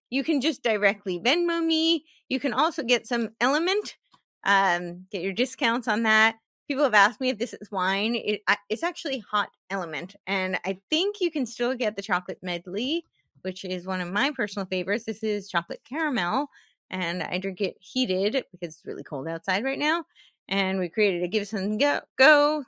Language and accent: English; New Jersey, United States; I grew up in New Jersey